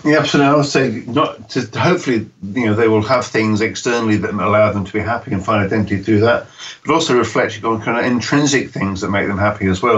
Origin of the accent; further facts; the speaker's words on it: United Kingdom; when I grew up in Britain in the 1970s